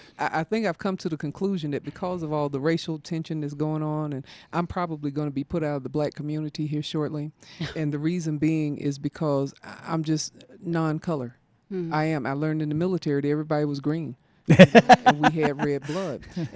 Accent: the South, United States; You know, growing up in the South, there was a lot of stuff that went on

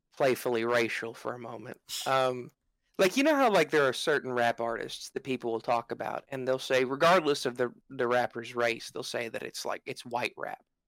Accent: United States; I, as an American

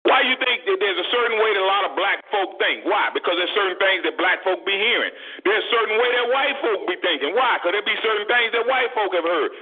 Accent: United States; as African American parents

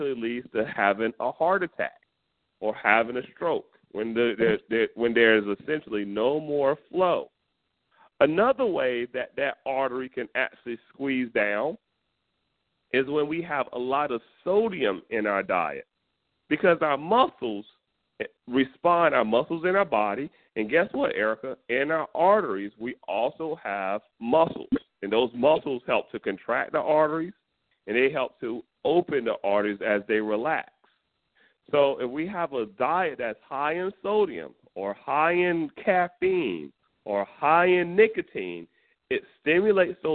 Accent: North Carolina, United States; I'm from North Carolina, and I'm from the country

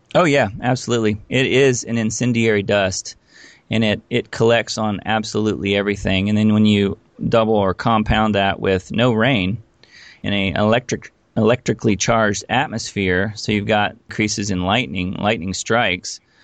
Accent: Indiana, United States; moved away as an adult; also born or lived in Los Angeles; I actually grew up in Indiana.

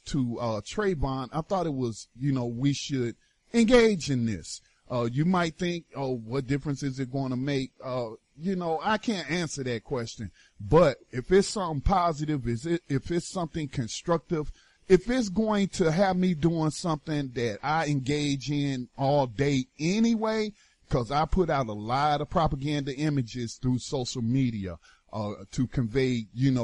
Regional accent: North Carolina, United States; North Carolina, my home state

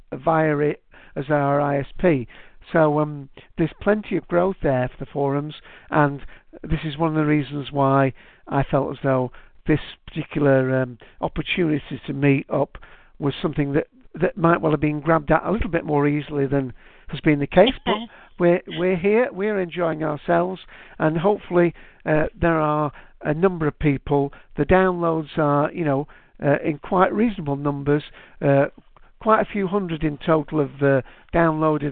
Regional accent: Manchester, North West England, United Kingdom; I'm from Manchester. If you haven't guessed with my accent

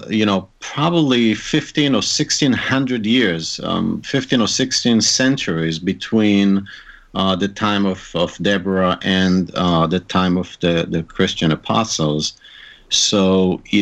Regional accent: Haifa, Haifa District, Israel; born or raised there; first language Hebrew; English is a second language; moved away as an adult; also born or lived in New York / Arizona / Maryland; now in United States

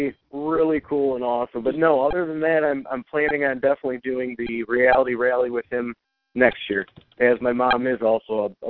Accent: Traverse City, Michigan, United States; Northern Michigan, that's where my heart's at. That's where I grew up. I grew up in the Traverse City area.

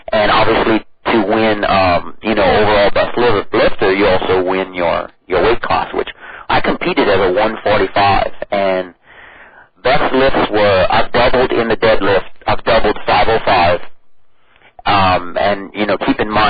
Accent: Cut Off, Louisiana, United States; moved away as an adult; also born or lived in Norfolk, Virginia; originally from southeast Louisiana, a place called Cutoff. And I mean, we are basically on the Gulf of Mexico. It is a uh, big uh, fishing community. I'm Cajun French.

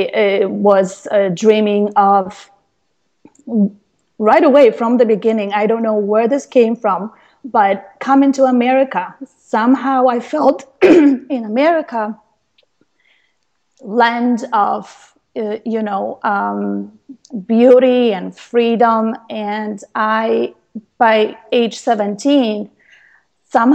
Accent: Poland; moved away; I was born in Poland to a low-income family.

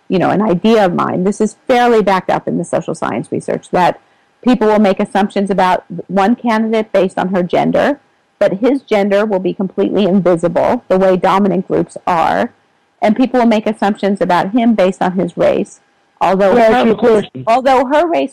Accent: New York City, New York, United States; I grew up in New York and in Brooklyn.

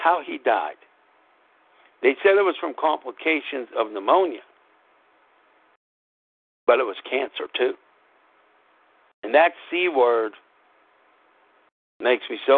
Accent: Pittsburgh, Pennsylvania, United States; also born or lived in Scranton; every time I went to Pittsburgh public schools

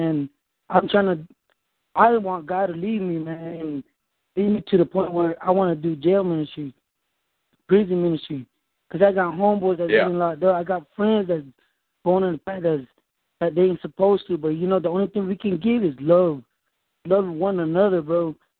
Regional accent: Fort Myers, Florida, United States; now in Markley, United States; I stay in Markley, but originally I was raised in Fort Myers

